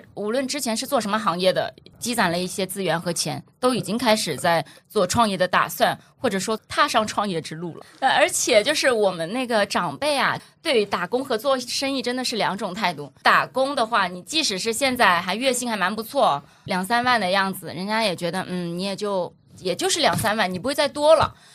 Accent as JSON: {"language": "Chinese", "town": "Wenzhou", "region": "Zhejiang", "country": "China", "tie": "born or raised there", "moved": "yes", "lives_now": "Shanghai, China", "said": "浙江温州"}